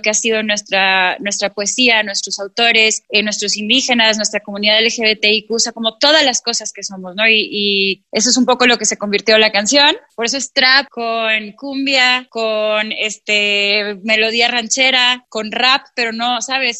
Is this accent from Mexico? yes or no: yes; Mexico; yo estoy orgullosa de mi tierra